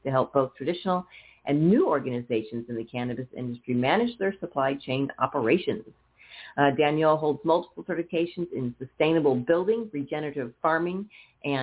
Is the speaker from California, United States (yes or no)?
yes; Northern California, United States; moved away; I grew up in Northern California